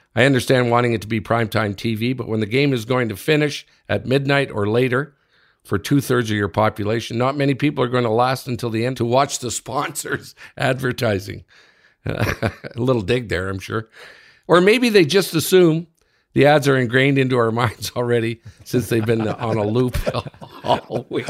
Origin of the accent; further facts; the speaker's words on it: Sudbury, Ontario, Canada; my hometown in Sudbury.